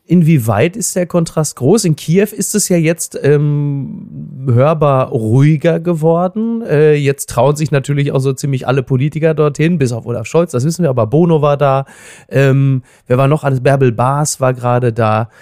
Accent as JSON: {"language": "German", "country": "Germany", "said": "als Deutscher"}